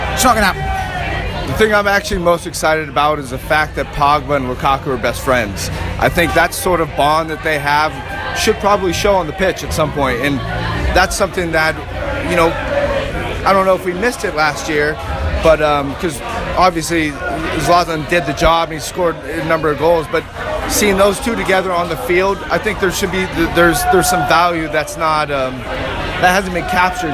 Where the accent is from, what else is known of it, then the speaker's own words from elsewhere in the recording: California, United States; I'm from here in California